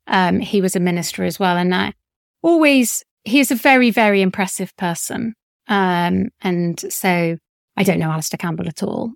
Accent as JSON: {"language": "English", "town": "Leeds", "region": "Yorkshire and the Humber", "country": "United Kingdom", "tie": "born or raised there", "moved": "yes", "said": "I grew up in Leeds for a short period of time."}